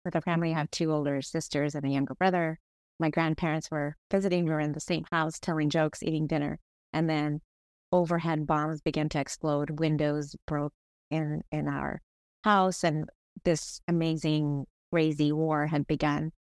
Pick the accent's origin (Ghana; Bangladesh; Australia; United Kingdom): Bangladesh; now in Kent, United States; I was born in Bangladesh